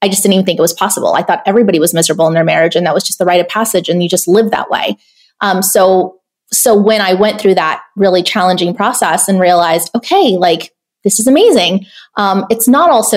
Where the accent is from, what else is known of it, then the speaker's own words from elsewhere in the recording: San Ysidro, California, United States; I grew up in Section 8 housing in a border town called San Ysidro, like right next to, you know, the Mexican border in California